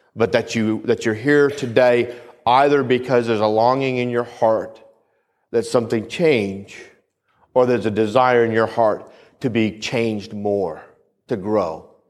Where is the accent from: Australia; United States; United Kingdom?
United States; New England; where I grew up in New England